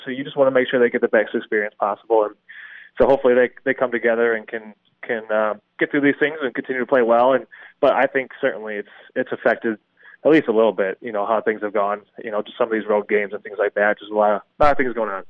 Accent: Milwaukee, Wisconsin, United States; I grew up in Milwaukee and was kind of raised a Marquette fan.

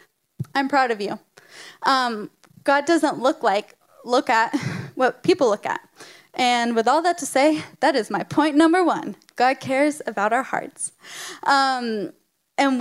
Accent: United States

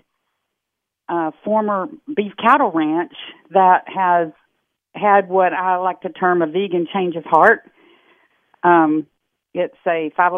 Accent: Texas, United States; I'm from Texas, dyed-in-the-wool Texas girl

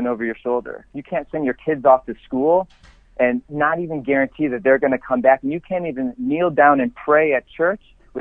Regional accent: Elma, New York, United States; moved away as an adult; also born or lived in Kenmore, New York / Florida / California; born and raised in Western New York. I was born in Kenmore, grew up in Elma

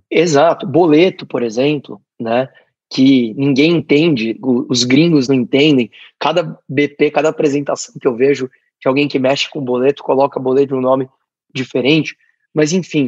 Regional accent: Brazil; somos nós, brasileiros

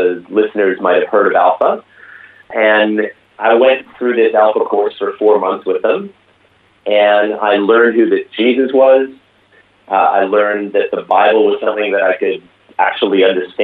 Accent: Vancouver, British Columbia, Canada; now in Australia; I grew up in the lovely city of Vancouver on the west coast

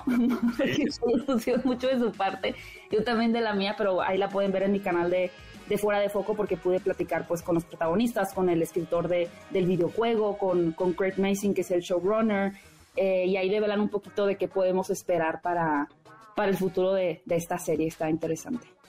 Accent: Mexico; como mexicanos

